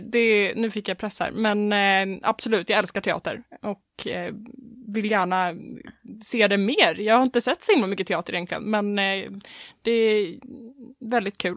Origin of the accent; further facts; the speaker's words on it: Åland Islands; moved away as an adult; now in Gothenburg, Sweden; bor i Göteborg, kommer från Åland